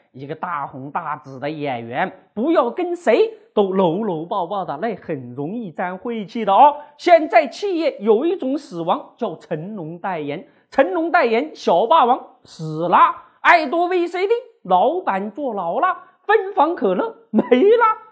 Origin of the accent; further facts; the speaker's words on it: Sichuan, China; moved away; 我们四川老家呀